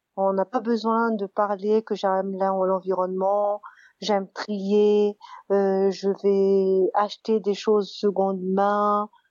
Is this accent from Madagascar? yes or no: yes; Madagascar; j'ai grandi à Madagascar